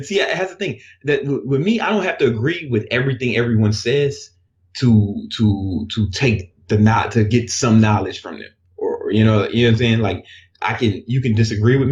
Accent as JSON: {"language": "English", "town": "Chicago", "region": "Illinois", "country": "United States", "tie": "born or raised there", "moved": "yes", "said": "I grew up in Chicago"}